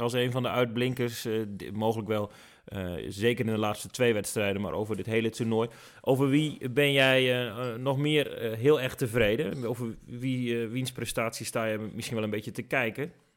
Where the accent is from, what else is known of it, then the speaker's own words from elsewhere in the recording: Netherlands; als Nederlander